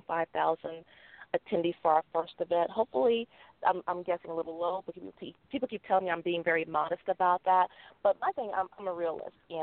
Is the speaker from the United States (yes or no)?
yes; Los Angeles, California, United States; moved away as an adult; now in Las Vegas, United States; I grew up in Los Angeles